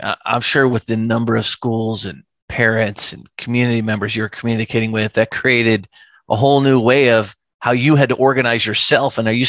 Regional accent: New England, United States; moved away; I'm originally from New England. I always like to tell people I'm raised by Midwest Cleveland. My parents are from Cleveland, raised by Midwesterners in New England, you know, and that part of Maine is incredibly cold and snowy.

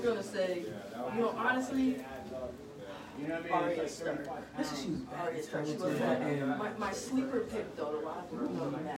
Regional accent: Springfield, United States; growing up in Springfield

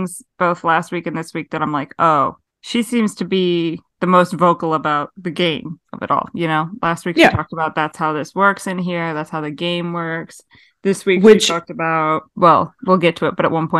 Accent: Liverpool, North West England, United Kingdom; I'm 24 and I'm a travel vlogger from Liverpool.

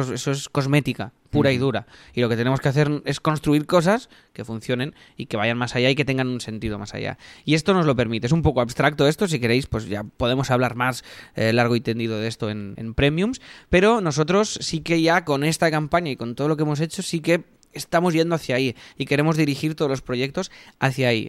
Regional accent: Catalonia, Spain; somos catalanes

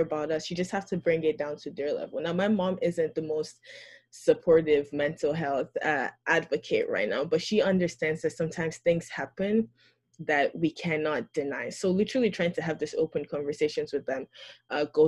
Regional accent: Nigeria; As a Christian, especially one from Nigeria

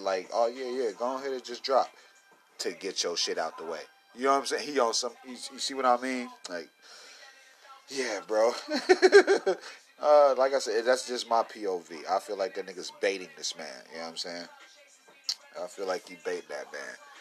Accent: Midwest, United States; I'm from the Midwest, little cornfield boy

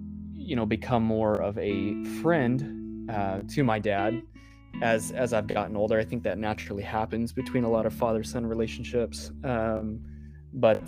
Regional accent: Ozark, Missouri, United States; also born or lived in Kansas City; We moved from Kansas City back down to Ozark to be closer to my community, my family

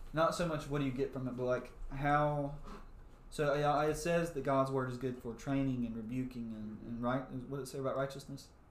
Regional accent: South Mississippi, United States; we are from South Mississippi

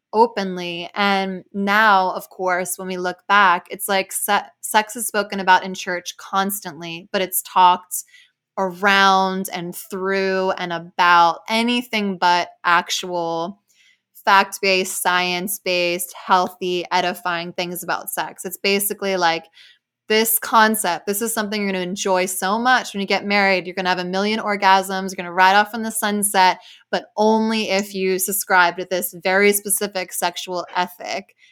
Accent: New Jersey, United States; I grew up like in Jersey with like a pretty diverse community of people.

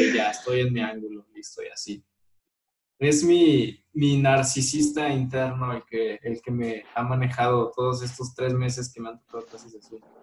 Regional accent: León, Guanajuato, Mexico; also born or lived in Aguascalientes; soy de León y nunca he vivido en otra ciudad

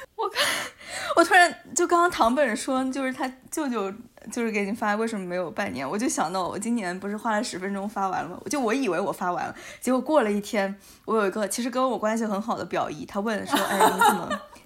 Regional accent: Guangdong, China; now in Toronto, Canada; 作为我广东人

